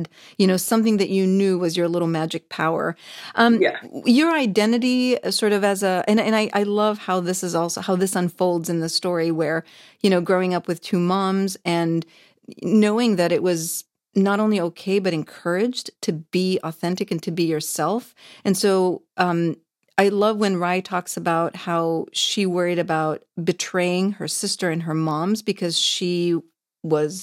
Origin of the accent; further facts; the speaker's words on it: Saudi Arabia; now in United Kingdom; I grew up in the Middle East, so extremely conservative, in Saudi Arabia